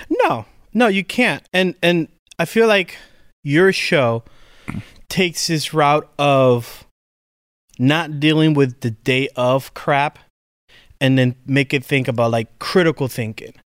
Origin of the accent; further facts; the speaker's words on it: Puerto Rico; I come from Puerto Rico.